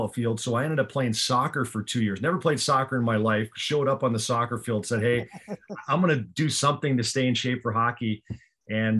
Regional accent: Minnesota, United States; I grew up, you know, in Minnesota

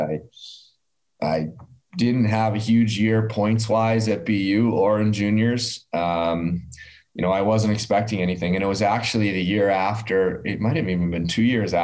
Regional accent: Massachusetts, United States; born or raised there; moved away as an adult; also born or lived in Iowa

